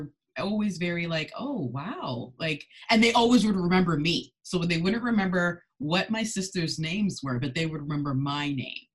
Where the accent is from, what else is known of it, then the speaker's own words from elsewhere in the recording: Canada; also born or lived in Ghana; I immigrated with my parents over to Canada as a toddler